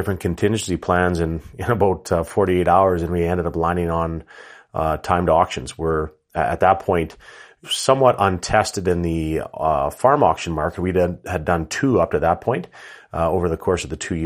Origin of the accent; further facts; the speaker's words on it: Rouleau, Saskatchewan, Canada; I am based out of southern Saskatchewan, actually in my hometown of Rollo, Saskatchewan, just 30 minutes southwest of Regina.